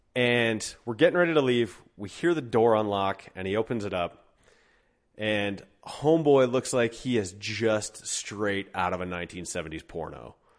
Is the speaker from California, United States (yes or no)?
no; Golden, Colorado, United States; also born or lived in Denver; my hometown of Golden